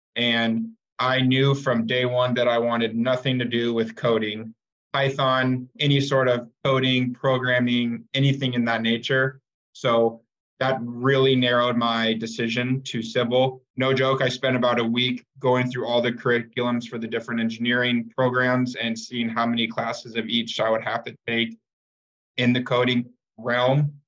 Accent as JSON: {"language": "English", "town": "Tempe", "region": "Arizona", "country": "United States", "tie": "born or raised there", "also_born_or_lived": "Phoenix area, Arizona", "said": "I'm from Tempe, Arizona, grew up in Phoenix area"}